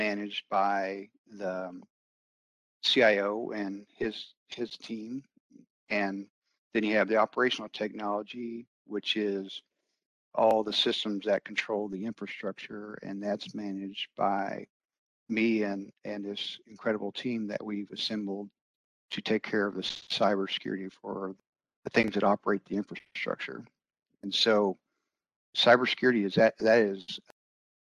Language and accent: English; Branson, Missouri, United States; moved away as an adult; also born or lived in Denver, Colorado; I grew up in Branson, Missouri, and moved away for several years